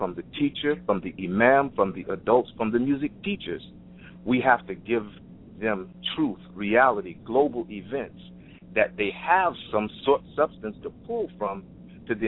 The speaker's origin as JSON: {"language": "English", "town": "Fort Lauderdale", "region": "Florida", "country": "United States", "said": "I'm from Fort Lauderdale, Florida"}